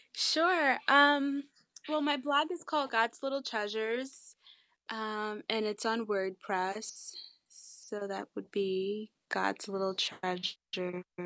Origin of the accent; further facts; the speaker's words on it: Long Island, New York, United States; we're from Long Island